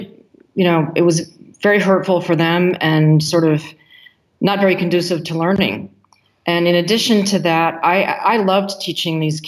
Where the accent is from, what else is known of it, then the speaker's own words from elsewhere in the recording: United States; moved away; also born or lived in Senegal; My husband is French and I'm American